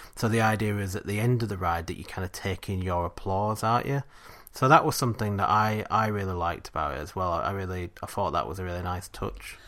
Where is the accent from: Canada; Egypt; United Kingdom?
United Kingdom; England; we're English